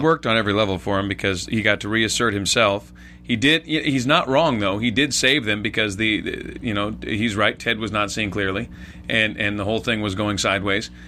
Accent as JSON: {"language": "English", "region": "West Coast", "country": "United States", "tie": "born or raised there", "said": "for me, at least growing up on the West Coast"}